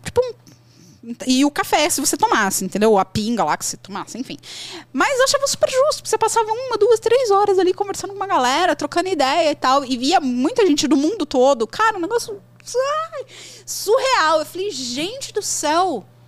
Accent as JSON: {"language": "Portuguese", "region": "São Paulo", "country": "Brazil", "moved": "as an adult", "lives_now": "Espírito Santo, Brazil", "said": "eu sou de São Paulo, mas eu moro hoje no Espírito Santo"}